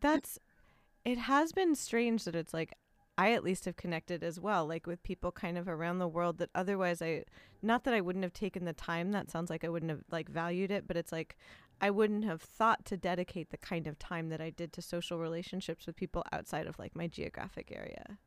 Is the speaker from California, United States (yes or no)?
yes; Los Angeles, California, United States; first language English; I love my hometown